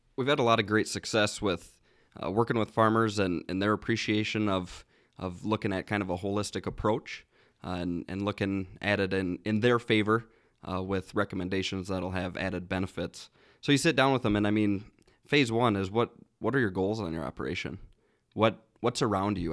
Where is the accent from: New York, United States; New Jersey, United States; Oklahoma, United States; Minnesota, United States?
Minnesota, United States; Worthington; I guess I'm from Southwest Minnesota. I actually grew up about a half mile from the Iowa border